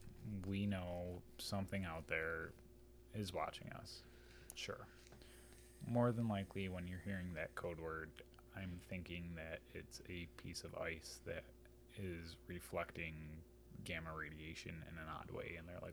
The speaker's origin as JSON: {"language": "English", "country": "United States"}